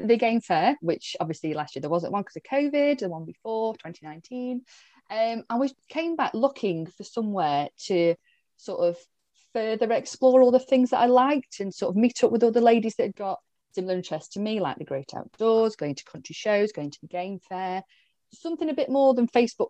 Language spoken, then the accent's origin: English; Staffordshire, West Midlands, United Kingdom; I'm up in this sort of little corner of the UK, originally from Staffordshire, but I didn't move too far.